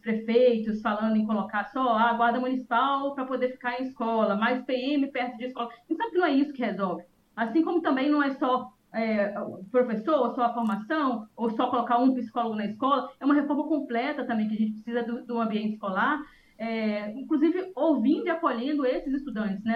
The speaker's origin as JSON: {"language": "Portuguese", "region": "Minas Gerais", "country": "Brazil", "moved": "yes", "lives_now": "Espírito Santo, Brazil", "said": "Eu sou mineira"}